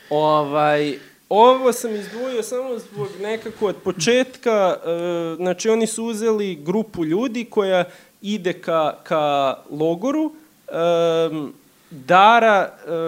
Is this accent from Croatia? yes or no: no; Serbia; eto, mi smo Srbi, oni su Srbi, to su neki naši daleki preci